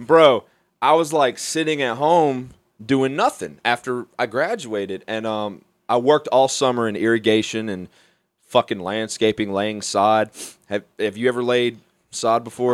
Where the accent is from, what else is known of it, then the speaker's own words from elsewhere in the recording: Mobile, Alabama, United States; now in Beaver County, Pennsylvania, United States; Mobile is where I'm from